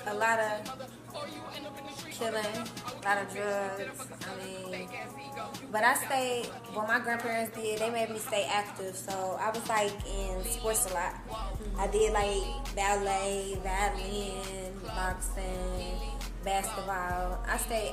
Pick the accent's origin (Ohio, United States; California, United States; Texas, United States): Ohio, United States; Cincinnati; moved away as an adult; now in Atlanta, United States; I'm from Cincinnati, Ohio, born and raised, been there damn near my whole life.